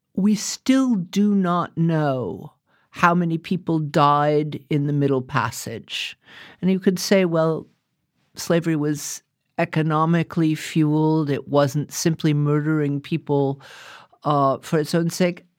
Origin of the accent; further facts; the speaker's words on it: United States; I am an American